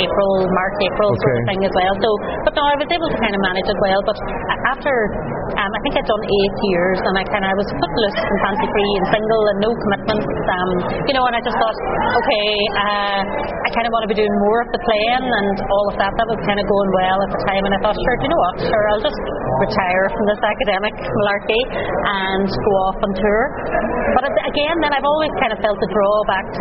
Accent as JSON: {"language": "English", "town": "Buncrana", "region": "Ulster", "country": "Ireland", "tie": "born or raised there", "also_born_or_lived": "Derry", "said": "Donegal is home. I'm from Bunkrana"}